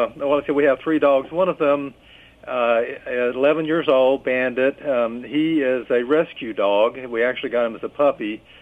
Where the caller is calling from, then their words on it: Kentucky, United States; Calling from Kentucky.